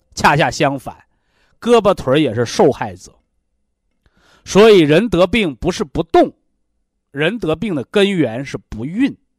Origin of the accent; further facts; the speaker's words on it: China; 我们中国人呐